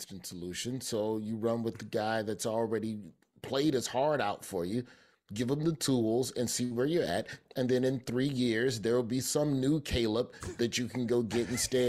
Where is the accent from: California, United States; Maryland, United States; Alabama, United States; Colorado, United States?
Alabama, United States; I'm from Alabama. We hit that TH Athenaeum.